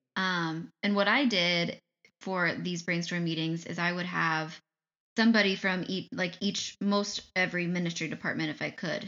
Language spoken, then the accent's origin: English; Ohio, United States; now in Michigan, United States; I grew up in Ohio. I live in Michigan.